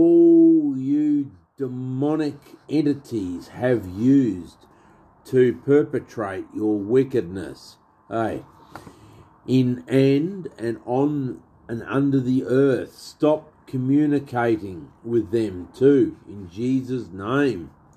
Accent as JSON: {"language": "English", "country": "Australia", "said": "I'm an Aussie"}